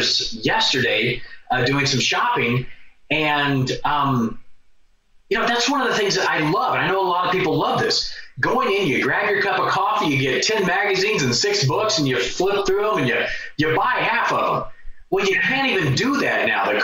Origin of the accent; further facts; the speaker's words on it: St. Louis, Missouri, United States; moved away as an adult; also born or lived in Miami; St. Louis